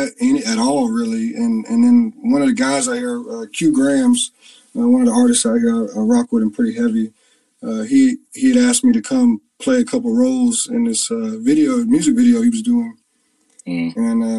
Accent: Beaufort, North Carolina, United States; moved away as an adult; the actual town I grew up in is called Beaufort

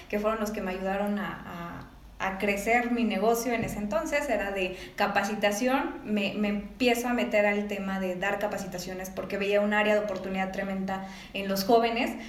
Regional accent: Mexico City, Mexico; now in León, Mexico; hace tres años yo vengo de la Ciudad de México, entonces llego aquí a León sin ningún contacto más que la familia de mi esposo.

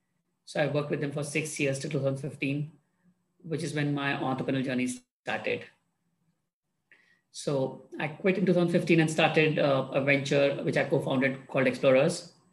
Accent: India; I was born and raised in India. I grew up in a family. My dad was in Indian Armed Forces, so I moved around quite a bit in my first 15 or 18 years.

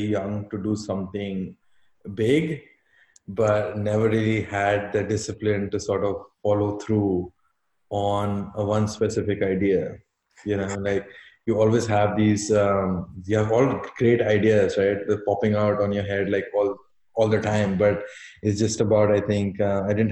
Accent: Delhi, India; I was born and brought up in Delhi.

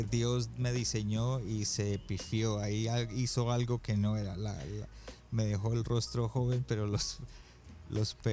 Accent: Colombia; moved away as an adult; also born or lived in Miami, United States; now in Toronto, Canada; Los colombianos no tenemos acento

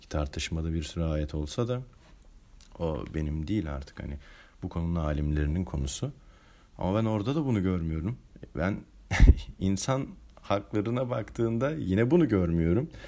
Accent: Turkey; born there; Yaşadığım bölgede zaten yani ben sonuçta Türkiye'de doğdum. Müslüman bir ülkede doğdum.

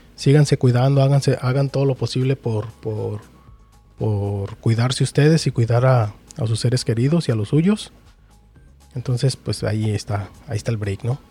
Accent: Mexico; uno también como mexicano

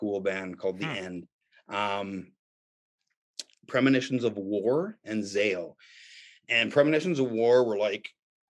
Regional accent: Canada; it was as a Canadian, kid, it was an intimidating, scary place.

